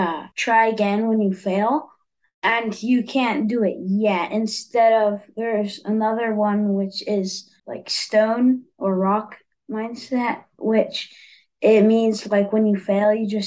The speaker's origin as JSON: {"language": "English", "town": "Los Angeles", "region": "California", "country": "United States", "tie": "born or raised there", "said": "since I grew up in Los Angeles, I had this wetlands nearby my house"}